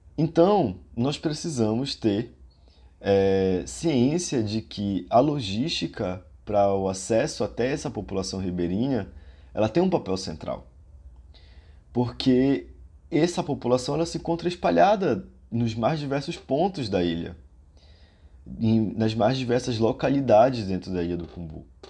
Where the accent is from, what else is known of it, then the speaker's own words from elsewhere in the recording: Pará, Brazil; minha raiz enquanto paraense e enquanto ser morador da região amazônica